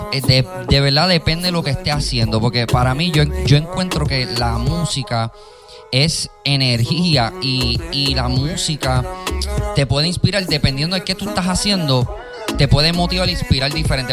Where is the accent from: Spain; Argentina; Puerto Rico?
Puerto Rico; Carolina; yo también me crié en Vistamar.